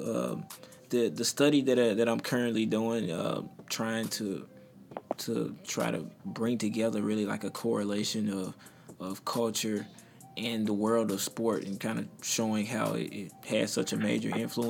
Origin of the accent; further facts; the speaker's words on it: South Haven, Mississippi, United States; I grew up around South Haven, Mississippi. You might not know what it is, but it's right outside of Memphis, Tennessee.